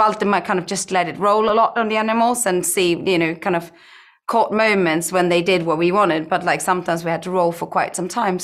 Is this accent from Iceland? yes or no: yes; Iceland; growing up in Iceland and growing up on a farm